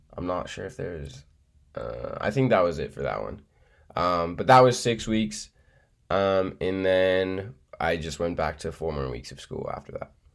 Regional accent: Boulder, Colorado, United States; I'm from Boulder.

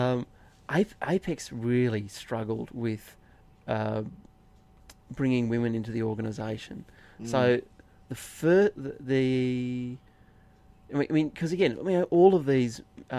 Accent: Inverell, New South Wales, Australia; I grew up in Inverell, town of 10,000

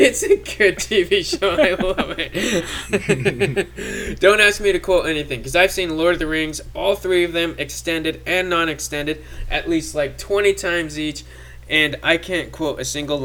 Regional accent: Canada; now in United States; I grew up in Canada

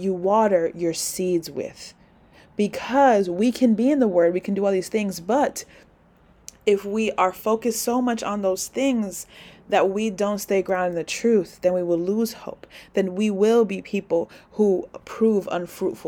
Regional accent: New York City, New York, United States; This is my hometown

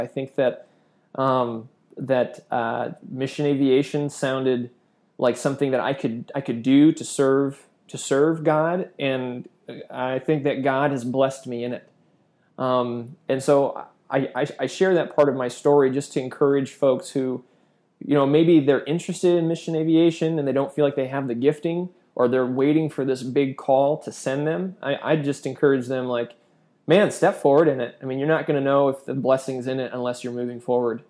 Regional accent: Chicago, Illinois, United States; moved away as an adult; now in Indonesia; I grew up outside of Chicago

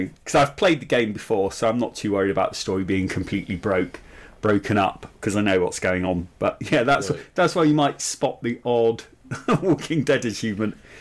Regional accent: United Kingdom; I'm typically British

